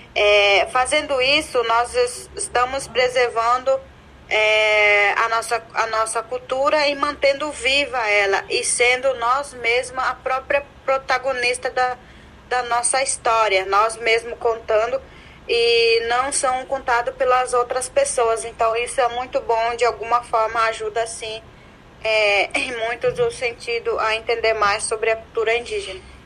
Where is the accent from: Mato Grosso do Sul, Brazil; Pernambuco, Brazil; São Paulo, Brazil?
Mato Grosso do Sul, Brazil; Amambai; moved away as an adult; now in Dourados, Brazil; Eu sou de uma aldeia que se chama Guapuã, significa figueira, fica no município de Amambai. Atualmente eu moro na cidade de Dourados